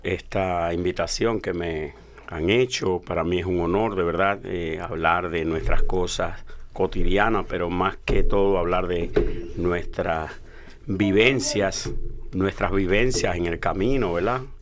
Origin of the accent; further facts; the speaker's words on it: Dominican Republic; moved away; Yo vengo de la República Dominicana